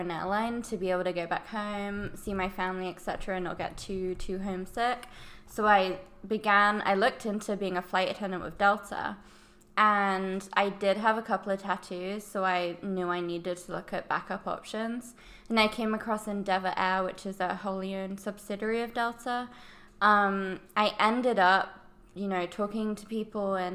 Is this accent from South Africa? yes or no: no; England, United Kingdom; moved away as an adult; also born or lived in Arizona, United States / London / Texas; now in Dallas, United States; I was born in Arizona. My mom is English, my dad's American. She took me back to England when I was very young